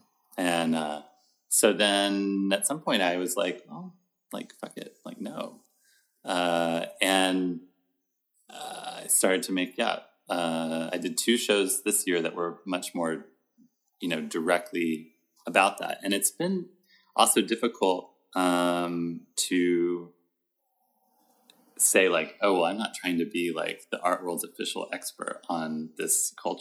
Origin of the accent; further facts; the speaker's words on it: Fort Worth, Texas, United States; now in New York, United States; I'm from Fort Worth, Texas.